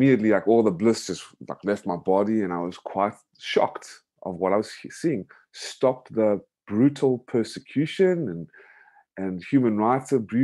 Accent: United States; moved away as an adult; also born or lived in South Africa / Georgia, United States; now in Vietnam; I'm an American citizen, South African born, American raised, currently living in Vietnam

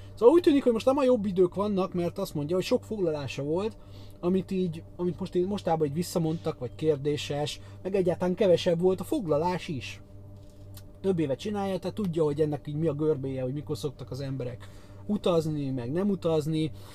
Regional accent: Hungary; európai magyar

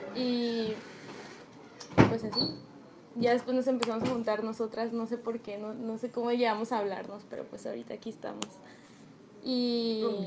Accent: Mazatlán, Sinaloa, Mexico; moved away; los tres venimos de Mazatlán

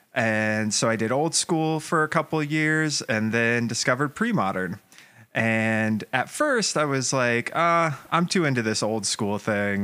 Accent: Atlanta, Georgia, United States; I grew up in Atlanta

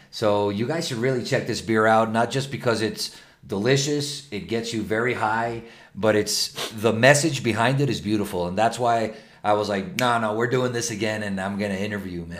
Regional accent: Venezuela; now in Mexico; From Venezuela, like me

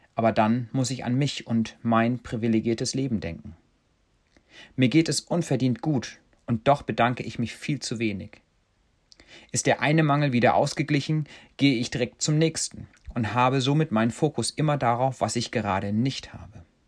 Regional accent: Germany; now in Kenya; wir Deutschen

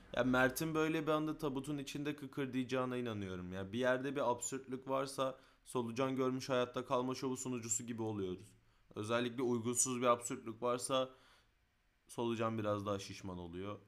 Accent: Istanbul, Turkey; Küçükken Mecidiyeköy'den Kartal otobüsüne bindiğimde

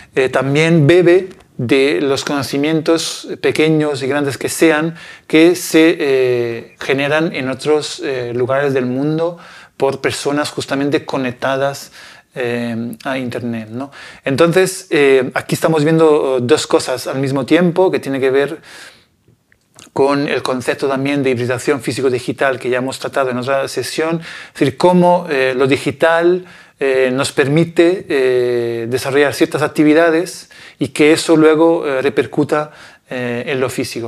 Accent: Italy; Spanish is a second language; moved away; yo soy de un, de un pequeño pueblo en Italia

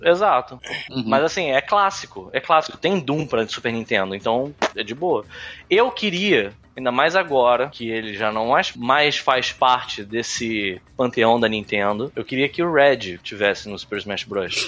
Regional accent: Brazil; eu sou brasileiro

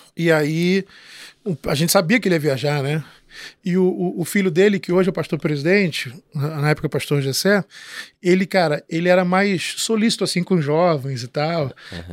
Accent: São João de Meriti, Rio de Janeiro, Brazil; Eu sou de São João de Meriti, é. Baixada Fluminense

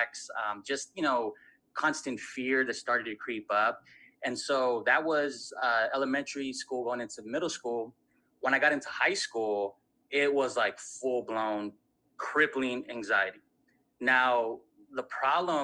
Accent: Southern California, United States; I'm from Southern California

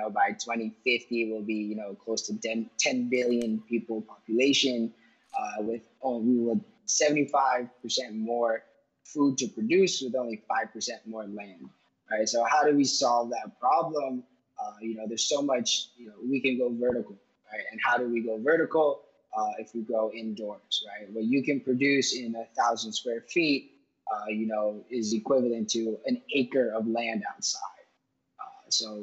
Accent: Miami, Florida, United States; also born or lived in Pittsburgh; I was born and raised in Miami, Florida

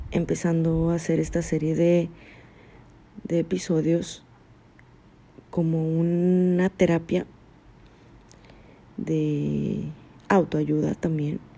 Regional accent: Mexico; Soy una mexicana psicóloga

